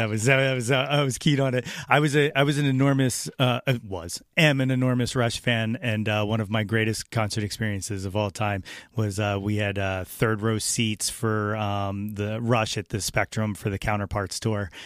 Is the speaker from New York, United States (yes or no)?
no; North Wales, Pennsylvania, United States; I'm from North Wales, so I just always wanted to talk to him about the hometown.